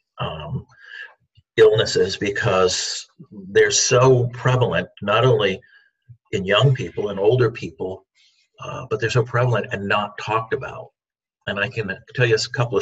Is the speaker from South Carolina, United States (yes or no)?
yes; South Carolina, United States; now in Maine, United States; I grew up in South Carolina, escaped there as soon as I could to come back to Maine where I was born